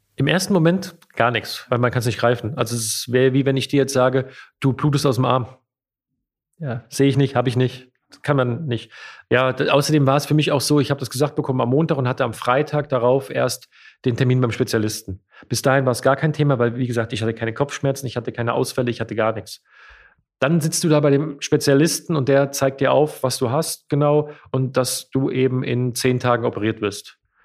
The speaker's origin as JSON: {"language": "German", "region": "Hesse", "country": "Germany", "said": "ich bin ein Lokalpatriot und ich bin Hesse"}